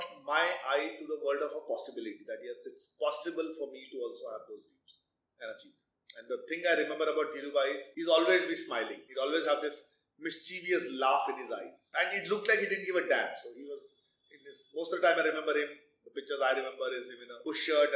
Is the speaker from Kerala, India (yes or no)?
no; Mumbai, Maharashtra, India; That's how we used to eat in Bombay